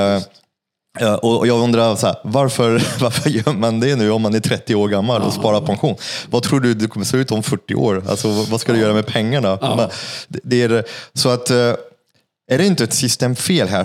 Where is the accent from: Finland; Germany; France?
France; Paris, Île-de-France; Swedish is a second language; now in Sweden; jag är från Paris